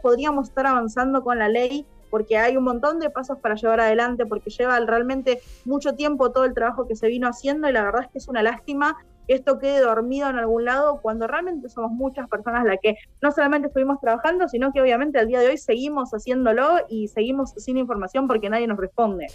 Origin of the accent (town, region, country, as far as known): Argentina